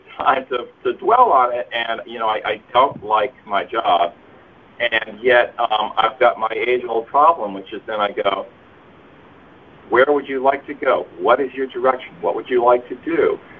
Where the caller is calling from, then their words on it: Portland, Oregon, United States; Hey, it's … in Portland.